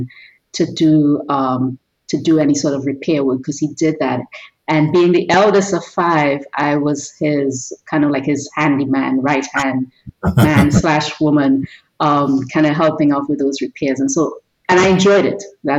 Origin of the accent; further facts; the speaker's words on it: Trinidad & Tobago; now in United States; I grew up in Trinidad and Tobago in the Caribbean.